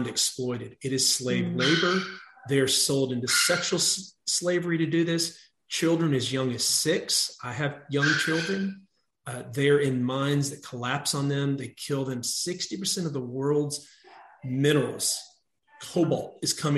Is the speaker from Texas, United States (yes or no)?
yes; Texas, United States; my home state of Texas